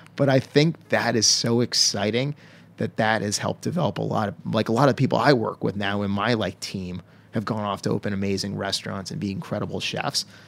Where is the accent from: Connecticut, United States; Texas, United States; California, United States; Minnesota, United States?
Connecticut, United States; Stonington; where I grew up in Connecticut, a little town called Stonington